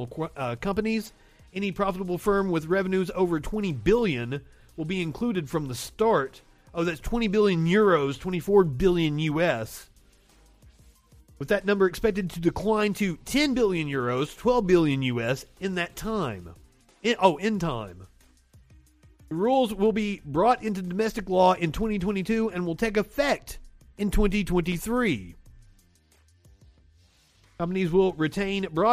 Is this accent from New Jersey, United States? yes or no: no; Pikeville, Kentucky, United States; I am from the coal fields. I'm from Pikeville, fucking Kentucky.